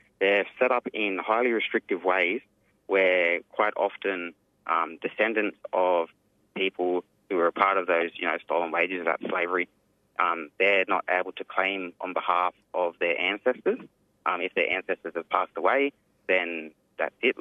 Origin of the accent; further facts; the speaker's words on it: Yuin Nation, south coast of New South Wales, Australia; I'm from the Doin Nation. It's on the south coast of New South Wales